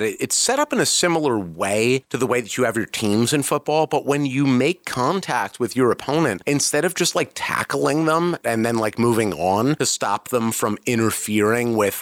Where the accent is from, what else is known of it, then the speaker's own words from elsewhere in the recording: United States; being an American